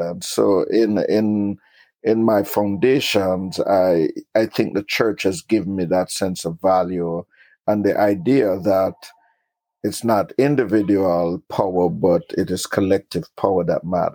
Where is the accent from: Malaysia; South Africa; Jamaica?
Jamaica; moved away; also born or lived in Kingston, Jamaica / Queens, New York; I was born in Kingston, Jamaica, and grew up in rural Jamaica